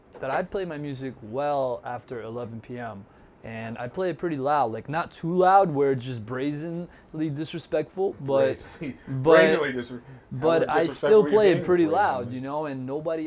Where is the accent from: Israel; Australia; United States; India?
United States; New York City, New York; especially growing up in Brooklyn.